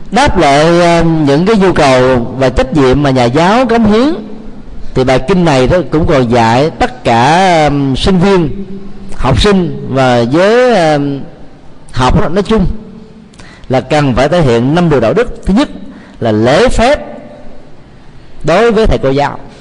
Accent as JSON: {"language": "Vietnamese", "country": "Vietnam"}